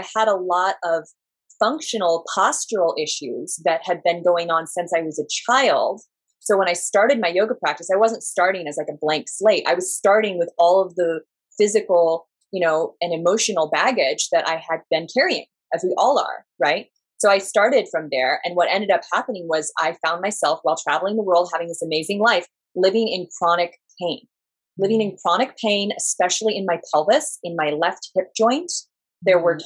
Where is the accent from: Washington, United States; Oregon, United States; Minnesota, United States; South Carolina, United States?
Oregon, United States; Southern; moved away; Well, I'm originally from Southern Oregon and I grew up there.